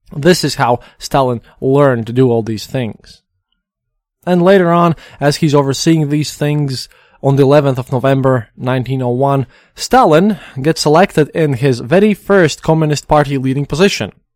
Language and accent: English; Latvia; We're just people from Latvia